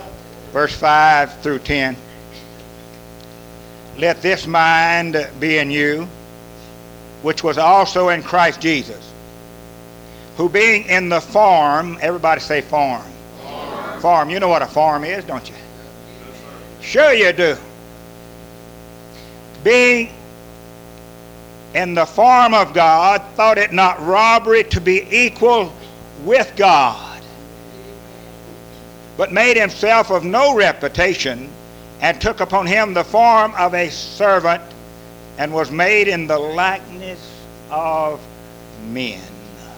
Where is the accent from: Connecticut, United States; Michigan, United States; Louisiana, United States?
Louisiana, United States; Who'd have thought a Cajun in Mi